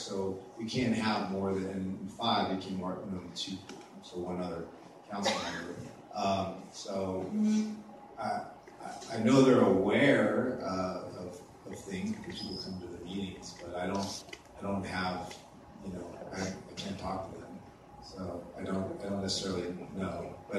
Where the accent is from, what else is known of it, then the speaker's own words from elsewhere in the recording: Sacramento, California, United States; I was born and raised in the Greenham Pocket area up there north.